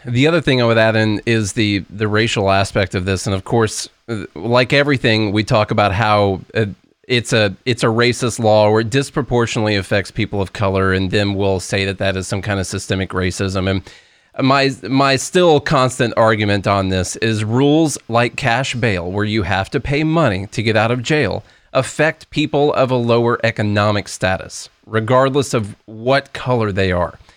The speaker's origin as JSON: {"language": "English", "region": "Illinois", "country": "United States", "said": "I'm from Illinois"}